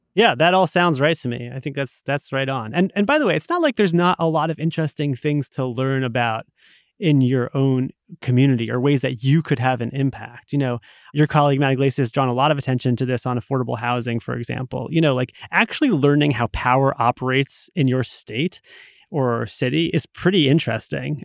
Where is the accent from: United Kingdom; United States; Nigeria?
United States; Rhode Island; now in Massachusetts, United States; I grew up in Rhode Island in, you know, the nineties